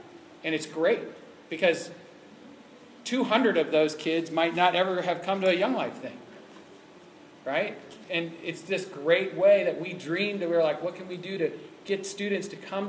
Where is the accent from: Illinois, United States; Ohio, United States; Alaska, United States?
Ohio, United States; that I knew about because I came from Ohio